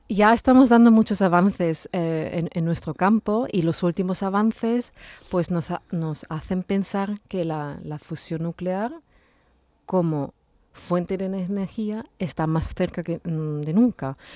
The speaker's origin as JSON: {"language": "Spanish", "country": "Austria", "tie": "born or raised there", "also_born_or_lived": "Vienna, Austria / Italy", "second_language": "Spanish", "moved": "as an adult", "lives_now": "Seville, Spain", "said": "mis padres ya se mudaron a Austria, a varios sitios en Austria, y bueno, ahí hice el instituto, el colegio, el instituto"}